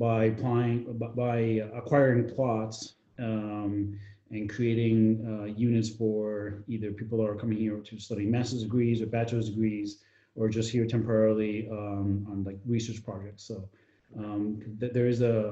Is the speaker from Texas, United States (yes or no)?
no; New York, United States; moved away as an adult; also born or lived in Madrid, Spain; now in Valencia, Spain; I was born in New York, raised for the most part in New York, but I also spent a significant amount of time here in Spain